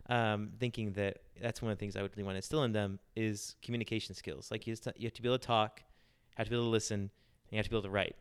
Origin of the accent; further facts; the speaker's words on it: Charlotte, North Carolina, United States; I'm from Charlotte, North Carolina, pretty much my whole life.